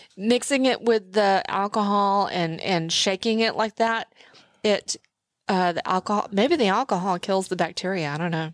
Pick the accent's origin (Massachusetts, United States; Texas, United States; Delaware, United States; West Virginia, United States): Texas, United States; I'm from Texas